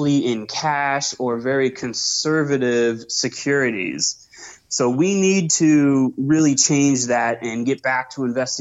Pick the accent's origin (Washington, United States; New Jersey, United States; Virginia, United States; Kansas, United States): Washington, United States; Seattle; moved away as an adult; now in Arizona, United States; I grew up in Seattle, grew up on the ocean, sailing with my parents, and moved to Arizona a couple years ago